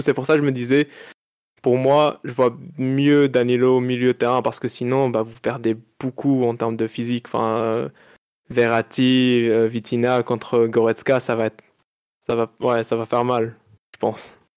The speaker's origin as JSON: {"language": "French", "country": "Morocco", "tie": "born or raised there", "first_language": "Arabic", "second_language": "French", "moved": "yes", "said": "j'ai grandi au Maroc, donc euh, je parle très bien d'Arija"}